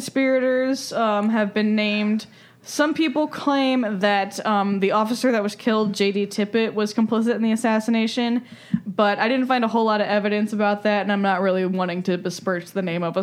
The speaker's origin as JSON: {"language": "English", "region": "Midwest", "country": "United States", "said": "I'm from the Midwest"}